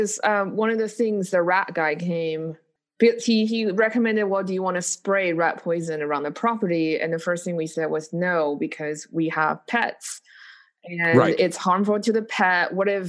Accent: Taiwan; moved away; I grew up in Taiwan

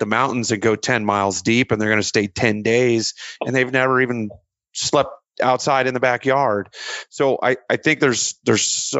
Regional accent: Indiana, United States; moved away; I grew up in Indiana.

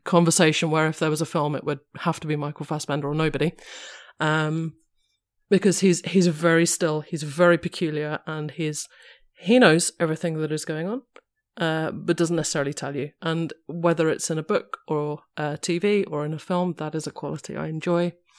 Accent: London, United Kingdom; I am a Londoner

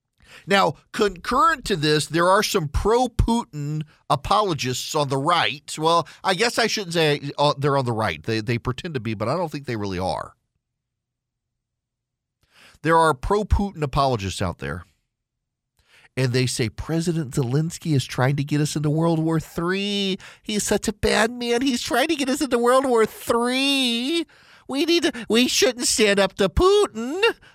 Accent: Dubai, United Arab Emirates; When I grew up in Dubai, British comedy was a thing.

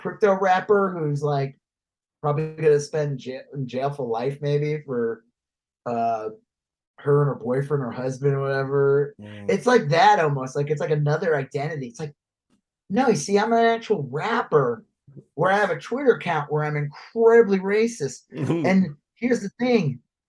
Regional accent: Long Island, New York, United States; also born or lived in Texas; I never met more racist people than I did growing up in Long Island.

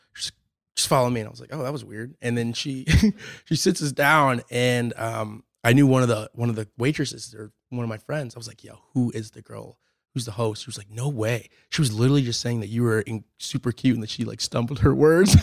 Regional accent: Lake Forest, Illinois, United States; moved away as an adult; also born or lived in Europe; I was born in Lake Forest, Illinois, um, just outside of Chicago. Um, lived there my whole life pretty much

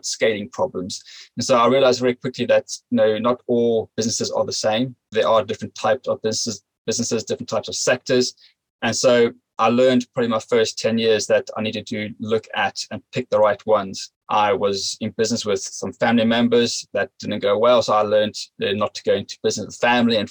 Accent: South Africa; moved away as an adult; now in United Kingdom; I grew up in South Africa

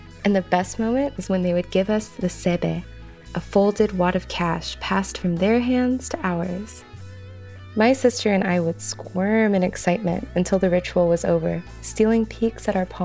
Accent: Texas, United States; I grew up in Texas, but my roots are also Caribbean.

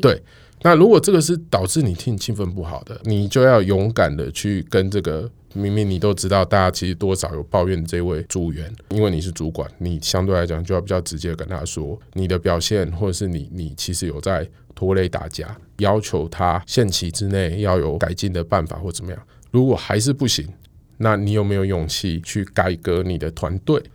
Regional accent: Taiwan; 我们身为台湾人

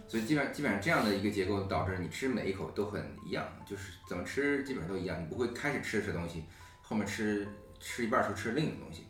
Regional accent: Liaoning, China; moved away as an adult; also born or lived in Beijing; now in New York, United States; 我中科辽宁，呃，在，呃，中国长大，嗯，然后在北京

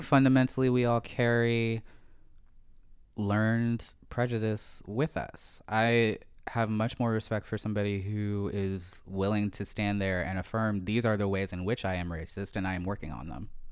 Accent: Sharon Hill, Pennsylvania, United States; moved away as an adult; also born or lived in Philadelphia; now in Toronto, Canada; I grew up in a small town right outside of Philadelphia. I grew up in Sharon Hill, Pennsylvania.

